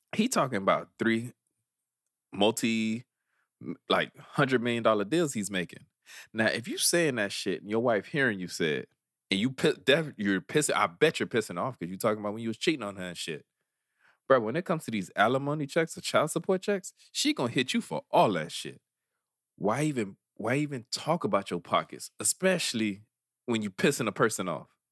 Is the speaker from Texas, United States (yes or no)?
no; Miami, Florida, United States; we grew up near Wynwood